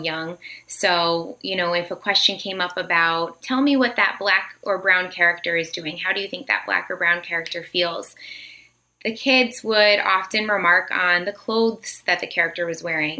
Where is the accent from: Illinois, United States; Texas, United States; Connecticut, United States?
Connecticut, United States; also born or lived in Virginia; I grew up here in Connecticut